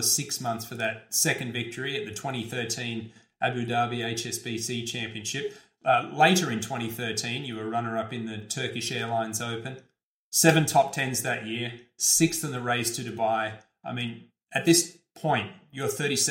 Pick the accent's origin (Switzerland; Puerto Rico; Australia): Australia; being an Australian